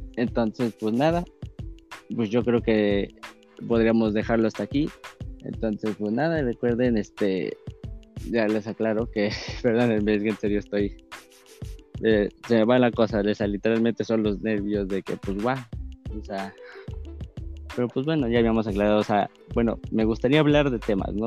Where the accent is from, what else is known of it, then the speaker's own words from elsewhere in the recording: Mexico City, Mexico; yo soy de la ciudad, yo soy de Ciudad de México